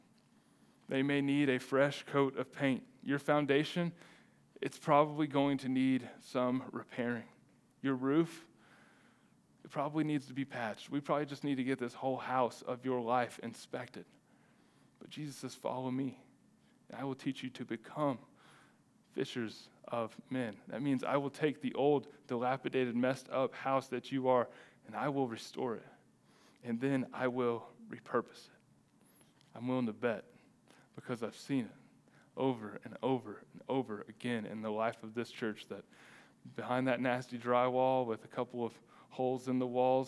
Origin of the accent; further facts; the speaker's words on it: Texas, United States; as a Texan